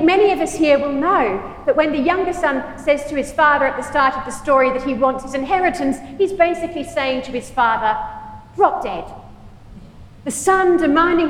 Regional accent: Australia; also born or lived in United Kingdom / United States; now in Michigan, United States; Is home Australia, where I was born and brought up

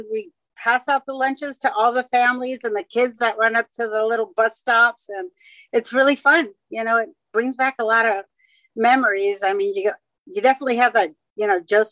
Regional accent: San Francisco, California, United States; moved away; also born or lived in Hawaii; I was born and raised in San Francisco

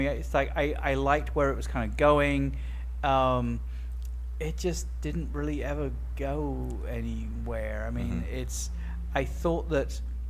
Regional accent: London, United Kingdom; accent: British; They're making fun of me and my British accent, and the way I say water.

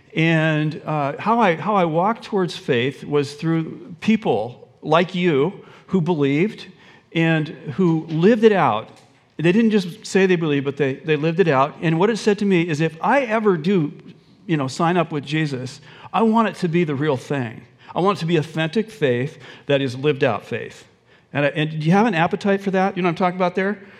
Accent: Olympia, Washington, United States; also born or lived in Mercer Island, Washington; I grew up in Olympia and uh, w- went to the University of Washington

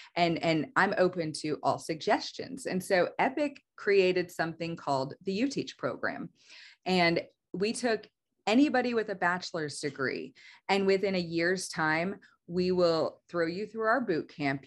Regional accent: Oklahoma, United States; also born or lived in Missouri; I'm mostly from Oklahoma. We moved here whenever I was in the fourth grade and, uh, have stayed. So, I mean, I would say I'm definitely an Oklahoma kid

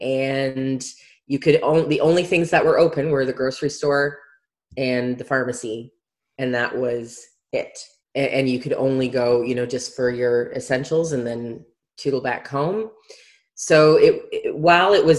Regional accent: Canada; moved away as an adult; now in New Zealand; I'm originally from Canada, grew up in Canada

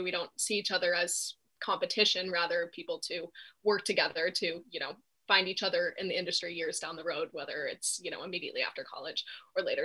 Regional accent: East Coast, United States; moved away as an adult; also born or lived in Los Angeles; I'm from the East Coast and I was looking to move back here

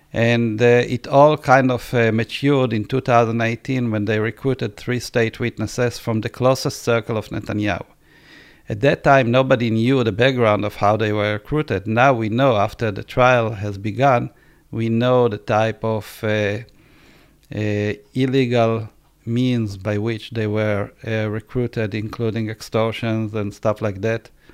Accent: Israel; I was born in Israel.

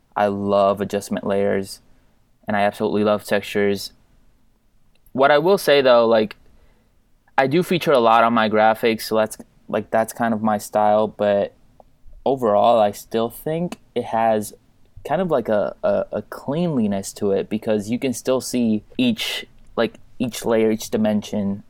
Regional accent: Puerto Rico; I'm from Puerto Rico, uh, born and raised there

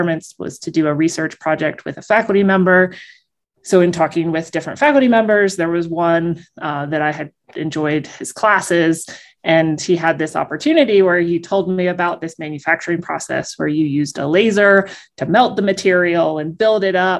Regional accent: Springfield, Ohio, United States; I'm originally from Ohio, Springfield, Ohio

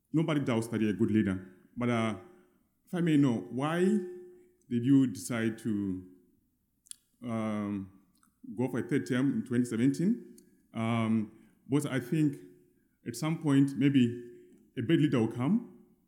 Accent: Zimbabwe; I'm from Zimbabwe, which is a failed state.

